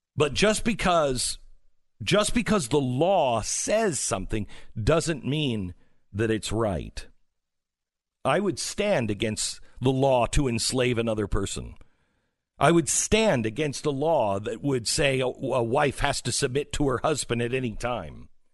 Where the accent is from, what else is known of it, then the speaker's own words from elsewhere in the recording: Mount Vernon, Washington, United States; moved away; my hometown of Mount Vernon, Washington